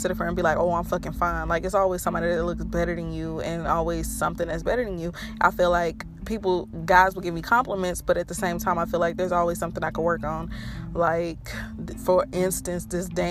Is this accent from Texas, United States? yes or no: yes; Fort Worth, Texas, United States; also born or lived in Watauga, Texas; I was born in Fort Worth, Texas.